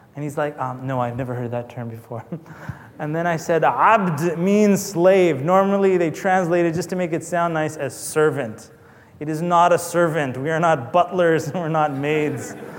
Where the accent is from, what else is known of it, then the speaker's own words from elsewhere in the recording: Canada; I'm not American anyway. I'm Canadian